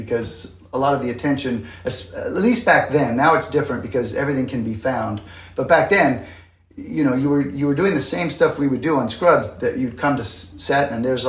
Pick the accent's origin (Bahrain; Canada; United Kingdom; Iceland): Canada; moved away as an adult; now in New York City, United States; But yeah, I'm Canadian, and I moved to New York City in, I think, 89 to do Broadway.